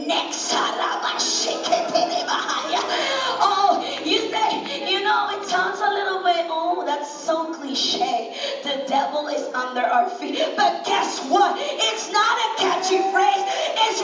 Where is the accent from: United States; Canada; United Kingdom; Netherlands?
Netherlands; moved away; I'm a Dutch citizen. I was brought up in Holland